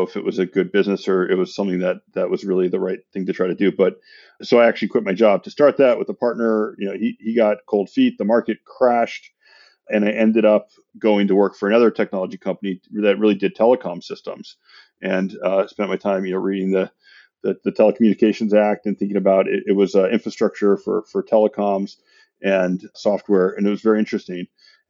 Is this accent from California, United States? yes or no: yes; San Francisco, California, United States; now in Santa Monica, United States; I grew up in San Francisco.